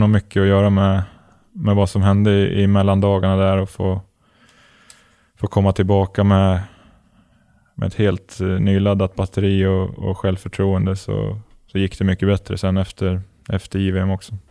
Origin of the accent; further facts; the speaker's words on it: Gävle, Gävleborg County, Sweden; also born or lived in Malmö / Helsingborg; now in Örebro, Sweden; det är alltid kul att vara hemma i Gävle och träffa vänner och familj